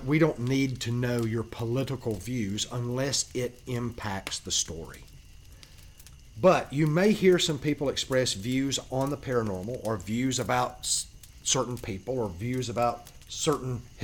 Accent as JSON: {"language": "English", "region": "South Georgia", "country": "United States", "said": "I'm originally from South Georgia"}